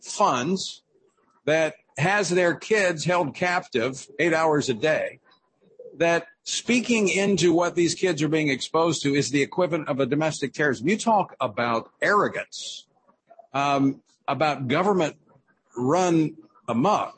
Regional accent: South Louisiana, United States; conservative South Louisiana, my home state

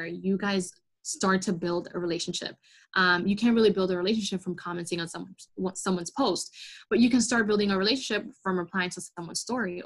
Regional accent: New York, United States; I'm like from New York. So I have that like New York attitudes

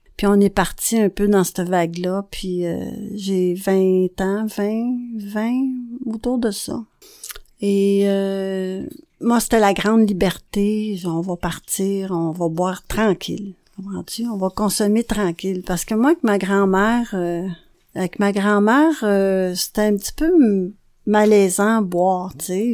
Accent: a small village in the Laurentides, Quebec, Canada; also born or lived in Montreal; je suis née à Montréal et j'ai grandi dans un petit village des Laurentides avec ma grand-mère

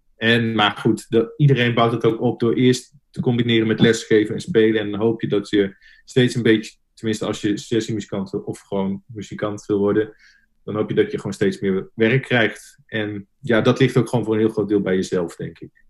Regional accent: Nunspeet, Gelderland, Netherlands; moved away as an adult; also born or lived in Zwolle; now in The Hague, Netherlands; ik kom oorspronkelijk uit Nunspeet, klein dorpje onder Zwolle

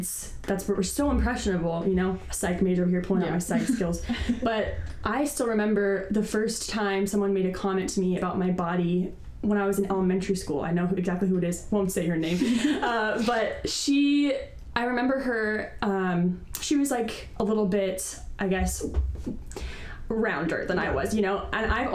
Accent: San Diego, California, United States; also born or lived in Santa Barbara / Berkeley; I was born and raised in San Diego

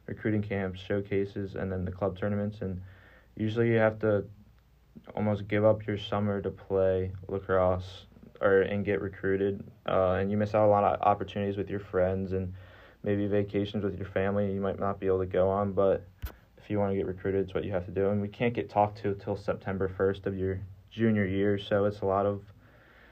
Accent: Baltimore, Maryland, United States; moved away; I'm from Baltimore, Maryland

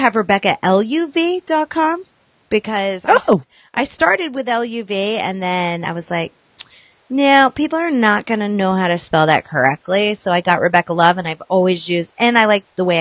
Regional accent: the Adirondacks, New York, United States; also born or lived in Virginia; I'm not from Virginia. I mean, yes, my mom popped me out of her vagina in Virginia, but I grew up in the Adirondacks

